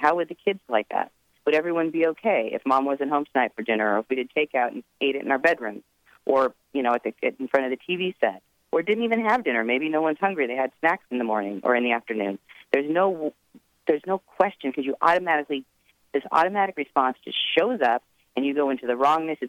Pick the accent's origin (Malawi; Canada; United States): United States; Edmonds, Washington; now in Marin County, United States; I grew up in Edmonds, Washington, in the suburbs